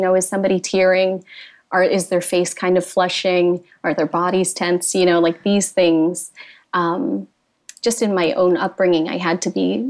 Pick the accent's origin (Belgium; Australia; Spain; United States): United States; I grew up in a Filipino-American home.